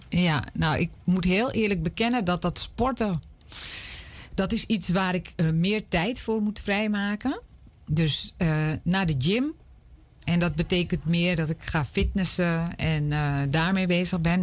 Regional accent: Amsterdam, North Holland, Netherlands; ik ben in Amsterdam opgegroeid

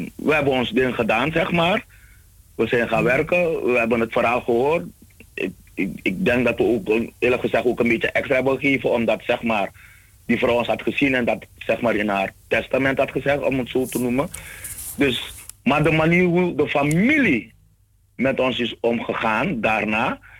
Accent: Suriname; moved away; als Surinamers, als allochtonen

